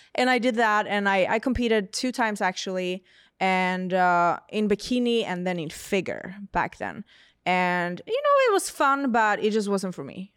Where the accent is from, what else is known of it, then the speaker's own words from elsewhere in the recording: Sweden; moved away; I'm from Sweden